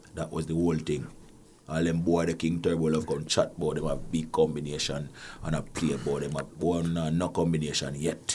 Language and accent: English; Jamaica; now in Canada; I come from Jamaica where playing sound is a nine to five